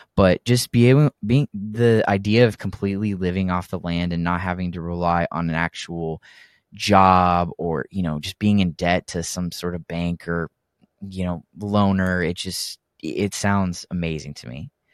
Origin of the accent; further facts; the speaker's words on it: Texas, United States; also born or lived in Oregon; the rest has been in Texas